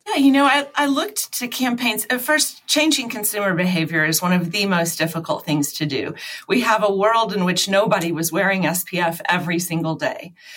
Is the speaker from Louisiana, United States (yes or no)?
yes; Baton Rouge, Louisiana, United States; moved away as an adult; also born or lived in Dallas, Texas; I'm from Baton Rouge, Louisiana. My parents both still live there. Um, after college, I moved to Dallas.